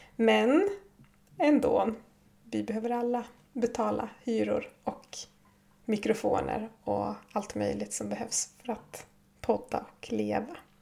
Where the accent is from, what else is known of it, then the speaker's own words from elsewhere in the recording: Jämtland, Sweden; moved away as an adult; now in Kautokeino, Norway; uppe i stugan, Orsebotten, där jag kommer ifrån